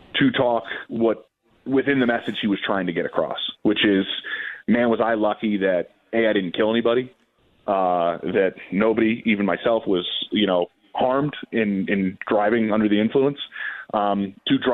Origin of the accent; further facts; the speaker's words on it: Philadelphia, Pennsylvania, United States; I'm from Philly